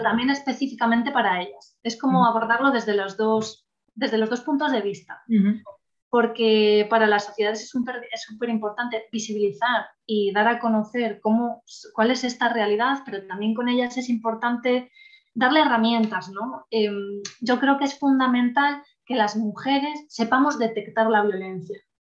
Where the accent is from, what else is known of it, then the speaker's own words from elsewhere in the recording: El Bierzo, Castile and León, Spain; yo trabajo en la delegación del Bierzo, que bueno, no sé si alguien lo conoce, pero ya lo dejo caer por aquí, reivindico un poco mi tierra